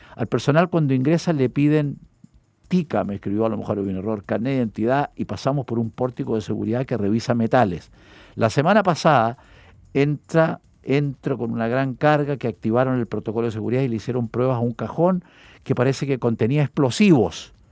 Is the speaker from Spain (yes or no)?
no; Chile; como hombre chileno